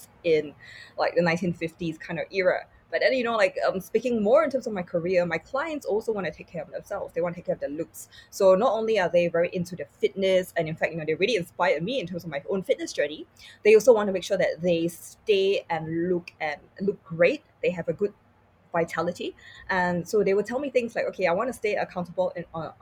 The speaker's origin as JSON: {"language": "English", "country": "Singapore", "tie": "born or raised there", "said": "growing up in Singapore"}